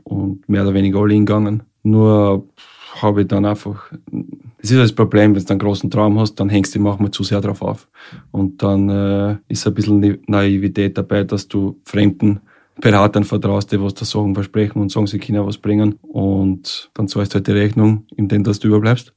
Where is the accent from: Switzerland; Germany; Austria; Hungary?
Austria; Scheiblingkirchen, Lower Austria; moved away as an adult; also born or lived in Vienna / South Korea / Denmark; dort, wo ich herkomme, wo ich aufgewachsen bin